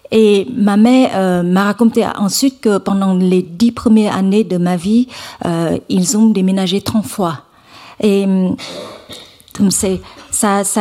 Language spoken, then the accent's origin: French; Hue, Thua Thien Hue, Vietnam; French is a second language; je, viens d'une famille euh, modeste dans le centre du Vietnam. Je viens de la ville de Hue.